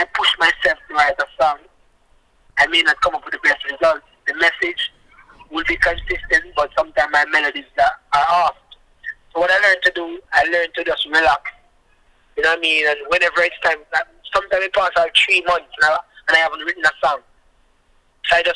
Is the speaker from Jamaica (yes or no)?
yes; Jamaica; now in Canada; I'm from Jamaica, the rural part of Jamaica